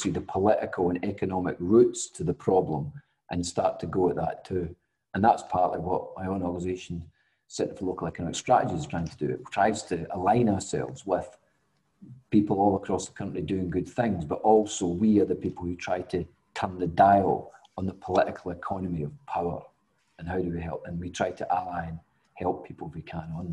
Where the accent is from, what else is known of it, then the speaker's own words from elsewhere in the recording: Scotland, United Kingdom; I'm Scottish